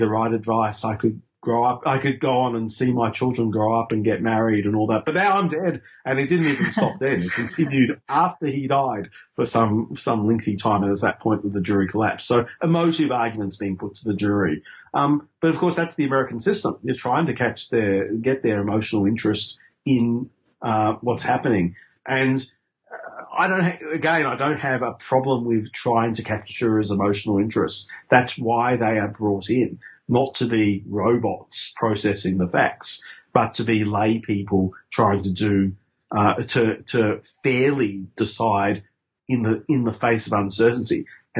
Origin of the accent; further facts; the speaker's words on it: Queensland, Australia; because I grew up in Queensland under Joe Bjelke-Petersen.